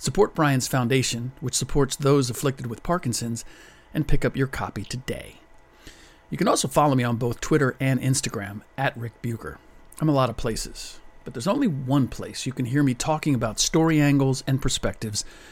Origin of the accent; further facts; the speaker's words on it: United States; I'm an American